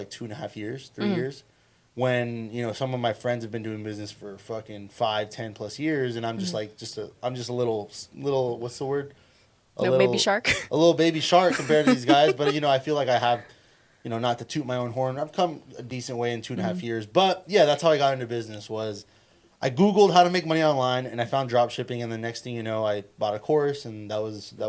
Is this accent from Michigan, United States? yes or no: no; Sacramento, California, United States; moved away as an adult; now in Las Vegas, United States; Originally from Sacramento